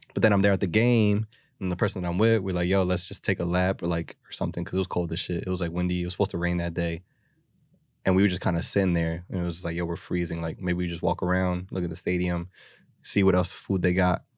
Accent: Philadelphia, Pennsylvania, United States; as a Philadelphian

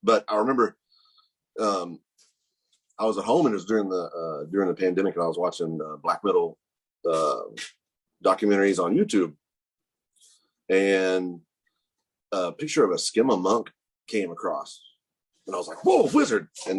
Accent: Fort Worth, Texas, United States; also born or lived in Wylie, Texas; I'm like an 11th generation Texan. So we've been here forever.

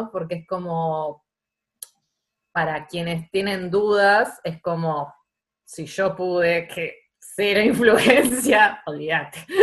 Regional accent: Banfield, Buenos Aires Province, Argentina; now in Buenos Aires, Argentina; vivía en la calle con mis amigas en Banfield y, y bueno, y ahora vivo en Capital, pero no soy porteña.

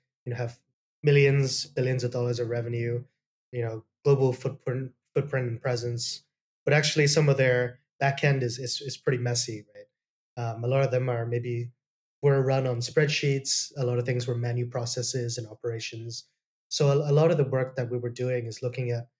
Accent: Hong Kong; also born or lived in Toronto, Canada / United Kingdom; I was born in Canada, in Toronto. Came back to Hong Kong when I was pretty young, so I was based here since I was 4 years old. So I've been here most of my life.

